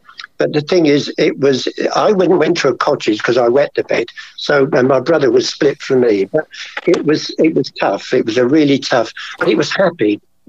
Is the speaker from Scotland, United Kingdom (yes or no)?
no; Brighton, South East England, United Kingdom; I was born in Brighton, just a seaside town. I was born in a place called Buckingham Road near the station, and it was a basement flat.